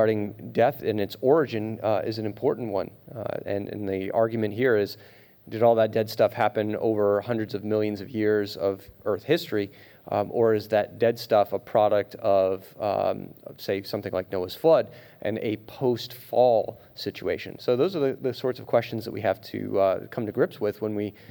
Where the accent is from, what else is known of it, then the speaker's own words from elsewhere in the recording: Rhode Island, United States; moved away as an adult; also born or lived in Pennsylvania / South Dakota; my home state of Rhode Island